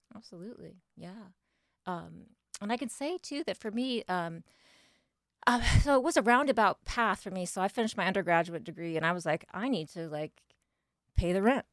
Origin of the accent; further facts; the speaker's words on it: northeastern Indiana, United States; now in Wilmington, United States; I am from a small town in Indiana, actually, from northeastern Indiana.